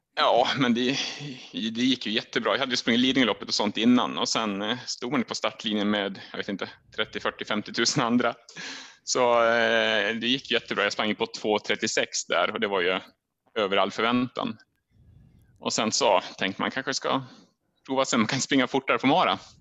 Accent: Sweden; hemma i Sverige

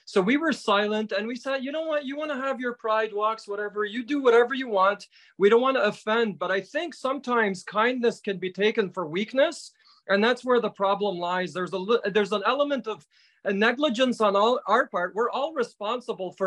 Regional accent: Ottawa, Ontario, Canada; So I grew up in Ottawa

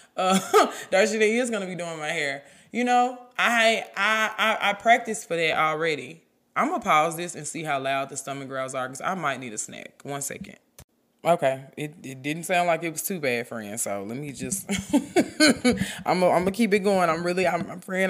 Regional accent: Memphis, Tennessee, United States; I'm from Memphis, I say junt.

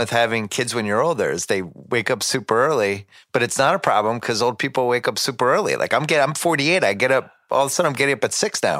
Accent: Boston, Massachusetts, United States; I'm from Boston originally

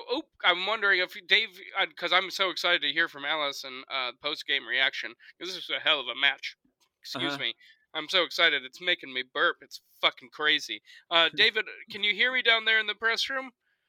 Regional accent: Iceland; Yeah, actually, we're from Iceland.

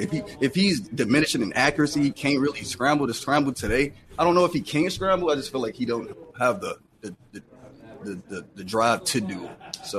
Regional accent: Chicago, Illinois, United States; Yeah, I'm from Chicago.

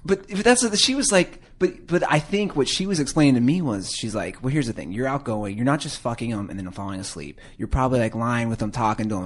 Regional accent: Cincinnati, Ohio, United States; I'm from Cincinnati

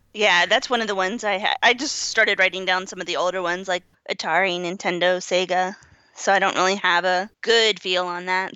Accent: Kentucky, United States; I'm from Kentucky

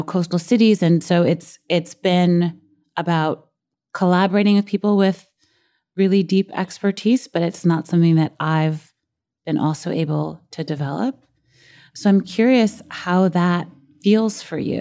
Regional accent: New York City, New York, United States; a girl who grew up in Brooklyn

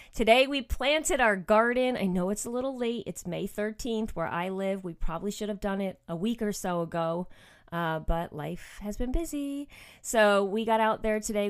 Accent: outside of New York City, United States; moved away; I grew up actually outside of New York City

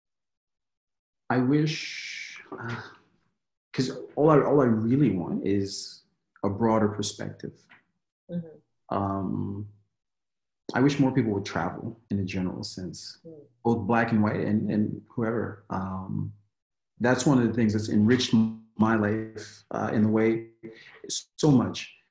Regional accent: United States; in America, you have to hyphenate. I'm African American

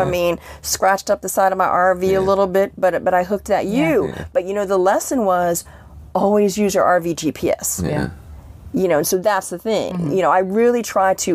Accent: Columbia, Maryland, United States; also born or lived in Washington, D.C.; I grew up in Columbia, Maryland

